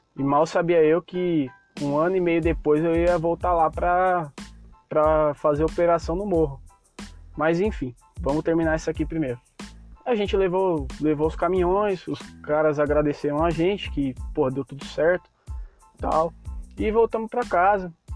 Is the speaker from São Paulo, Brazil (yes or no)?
yes; São Paulo, Brazil; eu sou de São Paulo